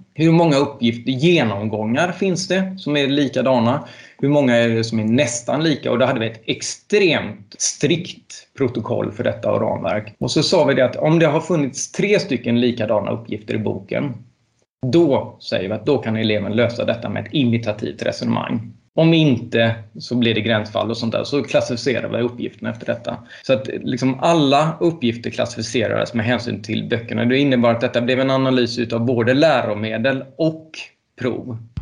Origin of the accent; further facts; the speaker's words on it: Ljungskile, Västra Götaland, Sweden; also born or lived in Uddevalla; jag gick gymnasiet i Uddevalla och tillbringade väldigt mycket tid när jag växte upp på Ljungskile folkhögskola